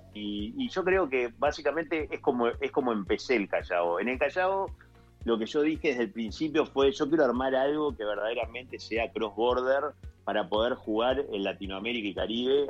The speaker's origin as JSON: {"language": "Spanish", "town": "Colón", "region": "Entre Ríos", "country": "Argentina", "said": "soy entrerriano de, la, costa del río Uruguay, de Colón, Entre Ríos"}